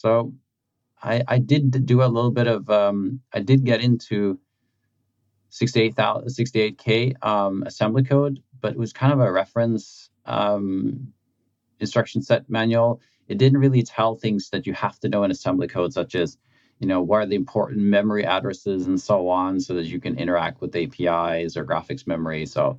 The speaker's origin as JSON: {"language": "English", "country": "Norway", "tie": "born or raised there", "said": "I grew up in a kind of small town, blue collar kind of industrial town, where my memories of kind of growing up is a bit like just all the factories"}